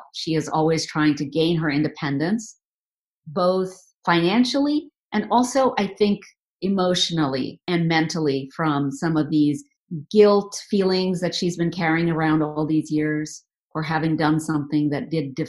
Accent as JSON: {"language": "English", "country": "India", "said": "We are from the very conservative part of India, you know, where people are still raised very traditionally."}